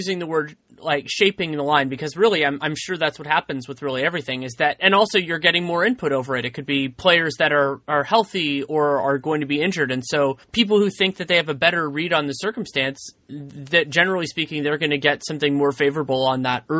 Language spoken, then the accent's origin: English; San Francisco, California, United States; growing up in San Francisco.